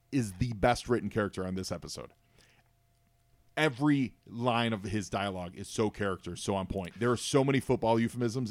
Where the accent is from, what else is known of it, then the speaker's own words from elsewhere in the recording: Chicago, Illinois, United States; I'm from Chicago and I'm a huge Bears fan.